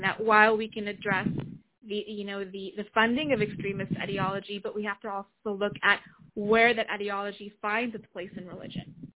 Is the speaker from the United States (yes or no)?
no; Pakistan; moved away; Being Pakistani, having lived in Pakistan, still having family there.